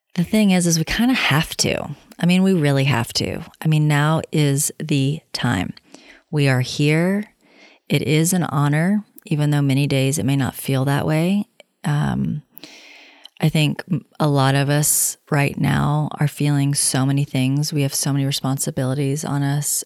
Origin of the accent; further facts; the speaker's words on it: the South, United States; now in Los Angeles, United States; I'm from the South